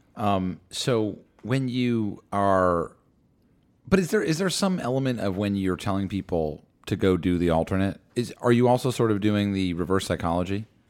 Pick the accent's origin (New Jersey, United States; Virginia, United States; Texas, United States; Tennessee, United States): New Jersey, United States; Madison; I grew up in Madison, two towns over from Short Hills